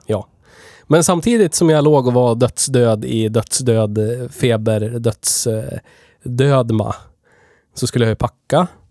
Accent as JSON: {"language": "Swedish", "town": "Gävle", "region": "Gävleborg County", "country": "Sweden", "said": "vi är ju från Gävle, vi spelar in det här i Gävle"}